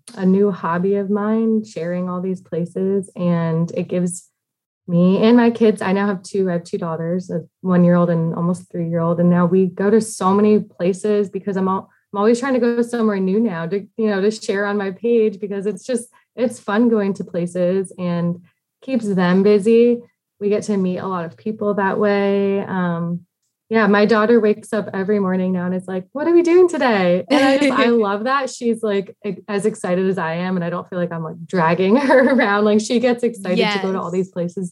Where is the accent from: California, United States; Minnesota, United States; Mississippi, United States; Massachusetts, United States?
Massachusetts, United States; moved away as an adult; also born or lived in South Carolina; now in Washington, D.C. area, United States; I grew up in Massachusetts in a small town